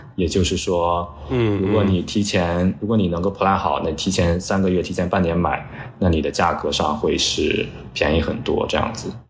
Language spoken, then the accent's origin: Chinese; Hebei, China; now in New York, United States; 我的老家河北